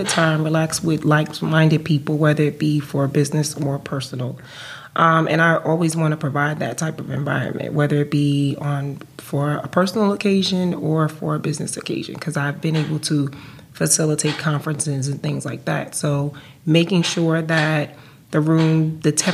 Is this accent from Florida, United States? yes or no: no; New Jersey, United States; also born or lived in Atlanta; I'm from New Jersey.